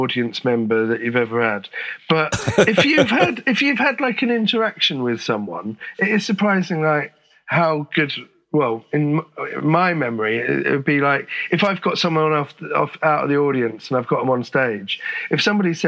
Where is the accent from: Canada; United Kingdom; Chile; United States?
United Kingdom; St Albans, East of England; moved away as an adult; also born or lived in Finsbury Park, London; now in Holloway, London, United Kingdom; I grew up in Finsbury Park until I was about 7 or 8. And then we moved to St. Albans.